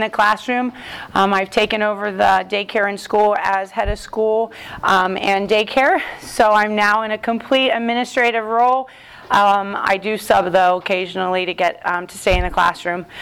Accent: Columbus, Ohio, United States; I am from Columbus, Ohio.

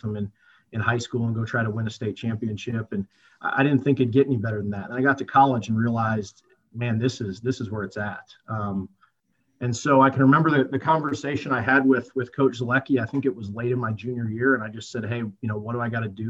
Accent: Whitewater, Wisconsin, United States; also born or lived in South Florida; now in Peoria, United States; grew up in Whitewater most of my life

